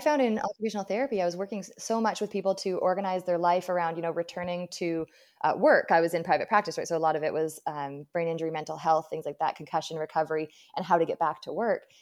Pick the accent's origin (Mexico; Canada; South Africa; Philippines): Canada; Abbotsford, British Columbia; my hometown